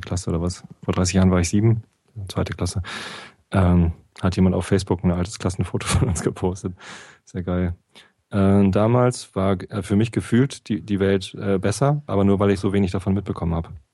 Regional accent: Germany; ich bin ja auch Deutscher

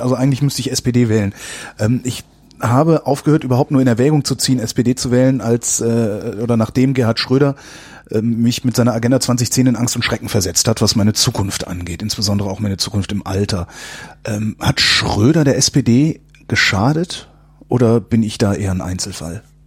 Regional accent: North Rhine-Westphalia, Germany; moved away; ich komme aus Nordrhein-Westfalen

